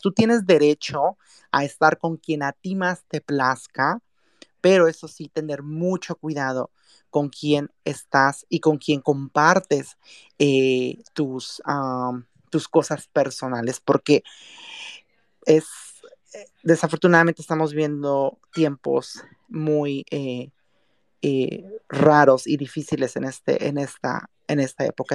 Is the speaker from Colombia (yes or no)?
no; Mexico; now in San Francisco, United States; soy mexicana